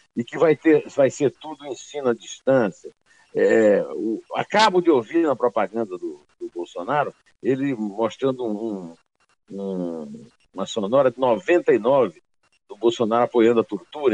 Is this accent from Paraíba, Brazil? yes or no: yes; Campina Grande, Paraíba, Brazil; moved away; also born or lived in sertão (Northeast Brazil); Fabulagem, como se diz lá no meu sertão. E na minha adolescência em Campina Grande também se falava assim